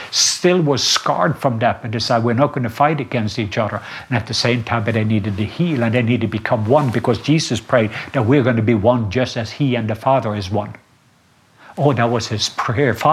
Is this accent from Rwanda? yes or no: yes; Rwanda; English is a second language; I came from Rwanda and I saw the miracle key of forgiveness, what it can do.